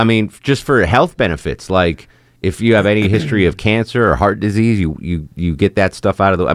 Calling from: Texas, United States

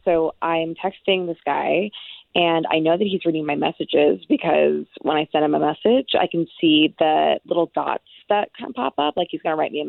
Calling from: Orlando, Florida, United States; Hey, I'm in Orlando in the Metro West area.

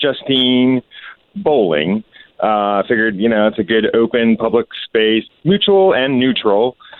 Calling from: Casselberry, Florida, United States

